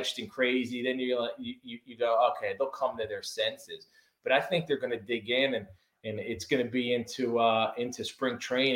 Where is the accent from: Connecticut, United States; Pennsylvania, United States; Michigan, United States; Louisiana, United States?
Pennsylvania, United States; Philadelphia; now in Tampa area, Florida, United States; I grew up in South Philly